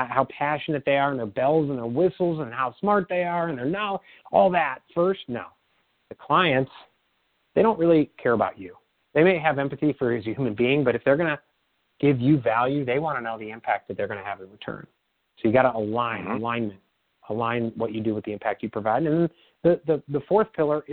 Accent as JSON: {"language": "English", "region": "Midwest", "country": "United States", "tie": "born or raised there", "said": "I grew up in the Midwest"}